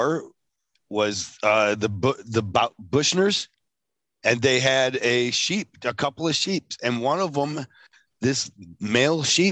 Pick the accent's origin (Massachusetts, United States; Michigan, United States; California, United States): Michigan, United States; Beecher; I grew up in Beecher, and there was it was kind of hood